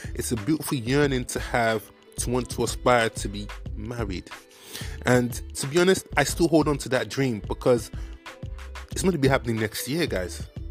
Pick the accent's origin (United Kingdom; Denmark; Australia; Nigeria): Nigeria; accent: Nigerian; my Nigerian accent